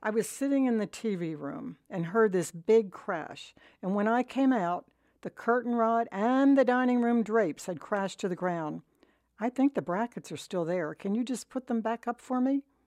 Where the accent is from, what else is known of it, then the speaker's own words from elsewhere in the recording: Collingswood, New Jersey, United States; I'm from Collingswood